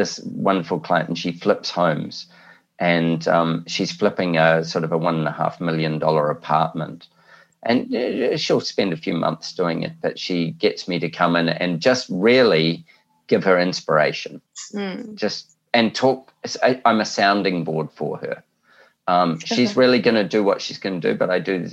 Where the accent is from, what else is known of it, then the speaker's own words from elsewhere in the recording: New Zealand; now in Australia; I'm a Kiwi